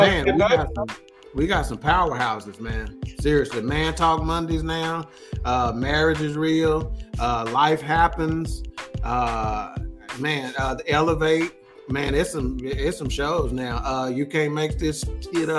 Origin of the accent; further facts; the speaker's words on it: Garland, Texas, United States; born and raised in Dallas County, man, my whole life